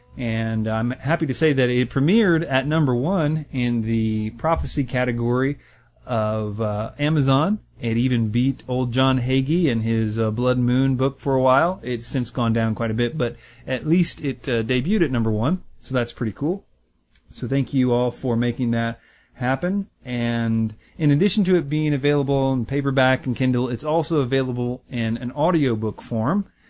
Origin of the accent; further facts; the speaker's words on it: United States; as an American